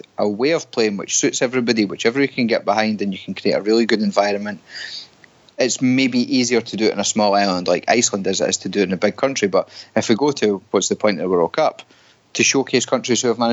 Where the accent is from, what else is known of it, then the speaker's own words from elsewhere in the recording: Scotland, United Kingdom; now in Canada; us being Scottish